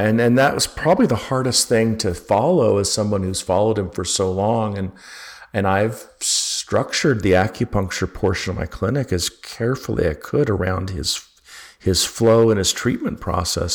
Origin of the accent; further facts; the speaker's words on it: Utah, United States; also born or lived in Berkeley, California; now in Georgia, United States; I grew up in Utah